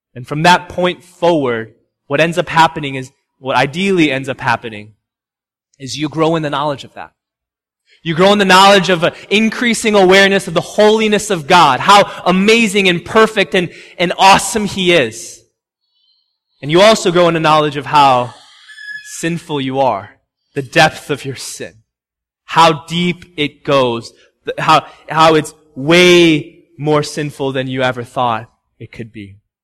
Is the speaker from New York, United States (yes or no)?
no; Chicago, Illinois, United States; also born or lived in Homewood, Illinois; now in Massachusetts, United States; I'm from Chicago